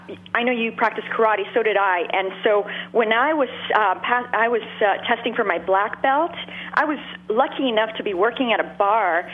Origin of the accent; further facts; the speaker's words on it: Montreal, Quebec, Canada; Montreal. I grew up in Montreal